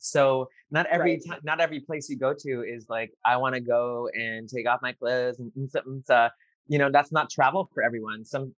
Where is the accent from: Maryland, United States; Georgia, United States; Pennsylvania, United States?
Pennsylvania, United States; Dalton; now in New York City, United States; I'm from a little small town called Dalton outside of Scranton, Pennsylvania.